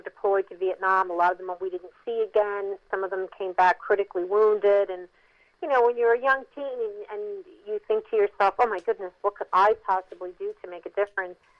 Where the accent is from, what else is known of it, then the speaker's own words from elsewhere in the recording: Mount Holly, New Jersey, United States; I grew up in Mount Holly, New Jersey, in the 60s and 70s